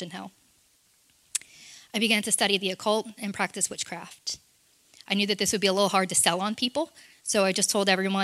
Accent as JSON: {"language": "English", "town": "Orlando", "region": "Florida", "country": "United States", "tie": "born or raised there", "said": "I was born in Orlando, Florida."}